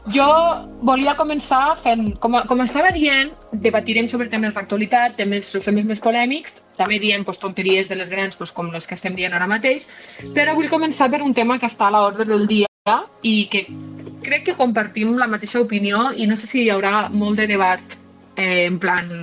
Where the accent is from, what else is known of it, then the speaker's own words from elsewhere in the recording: Catalonia, Spain; som catalans